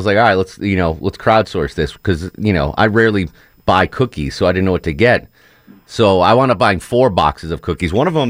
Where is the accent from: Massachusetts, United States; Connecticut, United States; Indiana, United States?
Connecticut, United States; I grew up in Connecticut, so college football was not a thing.